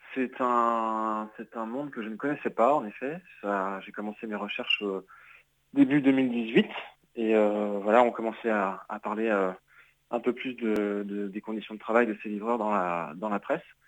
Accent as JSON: {"language": "French", "town": "Nantes", "region": "Pays de la Loire", "country": "France", "said": "je suis nantais"}